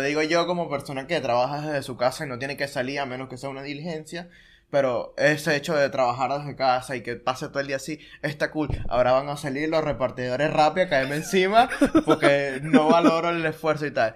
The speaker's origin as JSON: {"language": "Spanish", "town": "Maturín", "region": "Monagas", "country": "Venezuela", "moved": "yes", "lives_now": "Buenos Aires, Argentina", "said": "soy de Maturín y vivía en un pueblo total"}